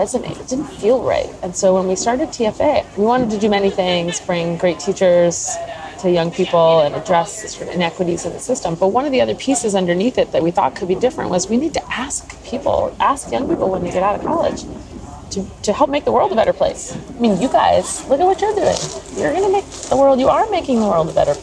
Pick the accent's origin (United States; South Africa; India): United States; New Jersey; also born or lived in New York City; I grew up in New Jersey, where they moved, and went to school in New York City